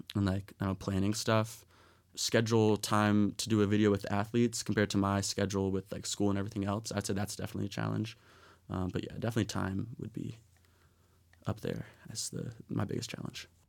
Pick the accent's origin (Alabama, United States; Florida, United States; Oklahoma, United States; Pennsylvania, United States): Pennsylvania, United States; Philadelphia; moved away; I'm from Philadelphia